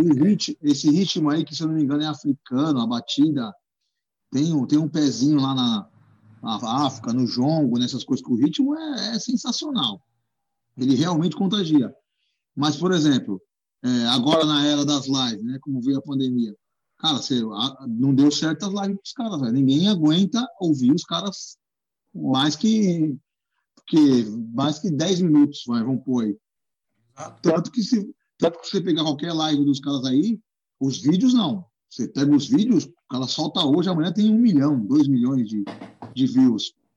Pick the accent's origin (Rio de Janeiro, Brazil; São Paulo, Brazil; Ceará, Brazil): São Paulo, Brazil; Guarulhos; moved away as an adult; also born or lived in Zona Norte, São Paulo; now in São Paulo, Brazil; sou de Guarulhos, né? Nascido e criado em Guarulhos. Hoje eu tô 10 anos aqui na Zona Norte, mas foi 30 anos de Guarulhos